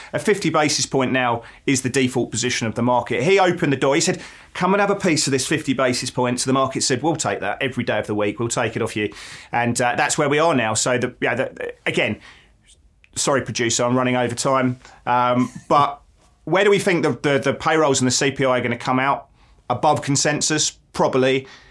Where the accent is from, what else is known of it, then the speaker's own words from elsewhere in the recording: England, United Kingdom; now in Melbourne, Australia; as an Englishman